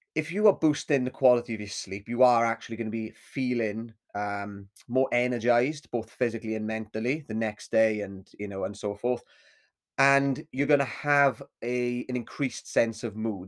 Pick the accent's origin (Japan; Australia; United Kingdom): United Kingdom; Swansea, Wales; my hometown of Swansea